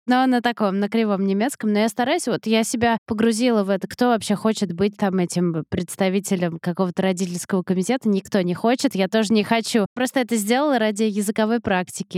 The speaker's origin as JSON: {"language": "Russian", "region": "Moscow", "country": "Russia", "moved": "as an adult", "lives_now": "United States", "said": "моим домом, в том смысле, в каком была Москва"}